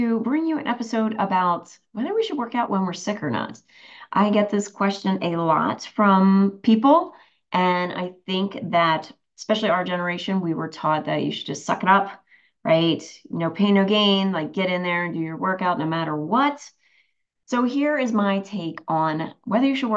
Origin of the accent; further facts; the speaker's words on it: New Jersey, United States; I'm from Jersey